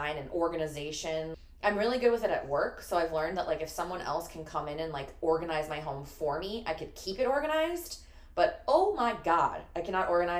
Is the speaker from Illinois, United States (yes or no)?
yes; Chicago, Illinois, United States; I'm born and raised in Chicago